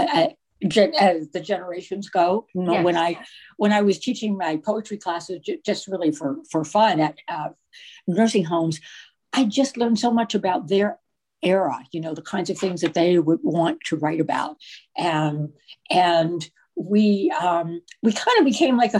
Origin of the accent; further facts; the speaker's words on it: Virginia, United States; I grew up in Virginia, but my family was from New York